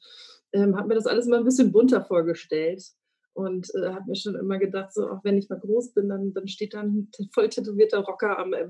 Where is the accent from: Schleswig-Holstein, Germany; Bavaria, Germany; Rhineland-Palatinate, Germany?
Schleswig-Holstein, Germany; Flensburg; now in Hamburg, Germany; nein, ich bin nicht gebürtig aus Hamburg, aber ein gebürtiges Nordlicht, komme aus Flensburg